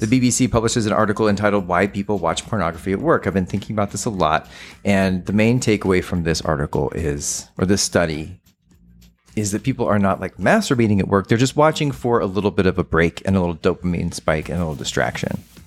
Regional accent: Texas, United States; my home state, which is the Lone Star State, uh, Texas

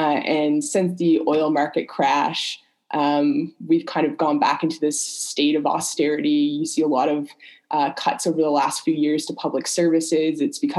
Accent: Newfoundland and Labrador, Canada; moved away as an adult; now in Montreal, Canada; I'm not a Montreal native. I am from Newfoundland, which I don't know how familiar you are with Canadian geography, but it's far to the east. It's a island off of the east coast in the Atlantic.

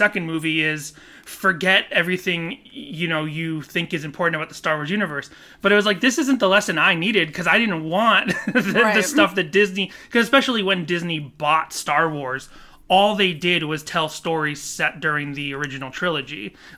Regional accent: South Korea; I forgot that I'm from Korea, and when we're born, we're automatically one, and then we become two on our first birthday.

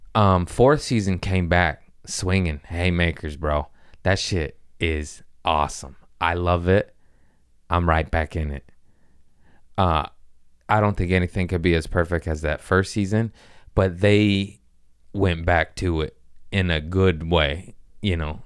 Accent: United States; I'm American

